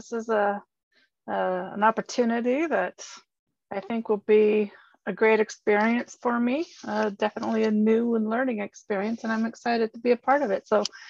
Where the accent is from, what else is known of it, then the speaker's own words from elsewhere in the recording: Palmdale, California, United States; moved away as an adult; also born or lived in Colorado; now in Salt Lake City, United States; Well, I originally grew up in Southern California down in the Mojave Desert. In a place called Palmdale.